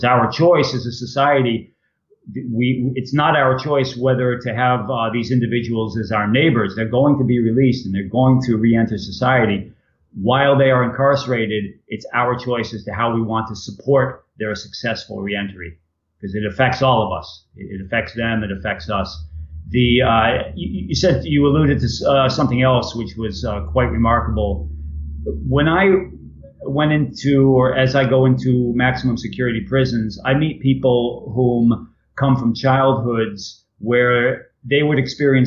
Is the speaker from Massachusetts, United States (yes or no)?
yes; Ashburnham, Massachusetts, United States; I grew up in Ashburnham, Massachusetts, a wonderful, wonderful town.